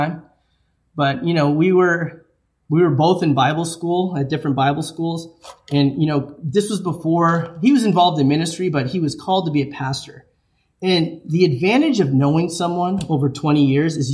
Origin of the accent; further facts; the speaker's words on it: New England, United States; I'm from New England